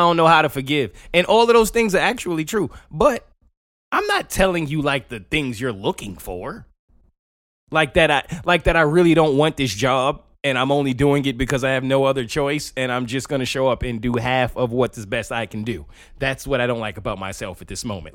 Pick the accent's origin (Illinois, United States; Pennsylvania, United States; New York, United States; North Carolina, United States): New York, United States; I'm from New York